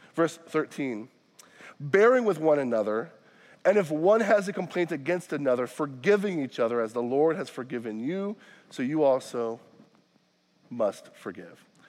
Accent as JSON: {"language": "English", "region": "Florida", "country": "United States", "moved": "yes", "lives_now": "Wisconsin, United States", "said": "I'm not from Wisconsin. I say this often. I'm from Florida"}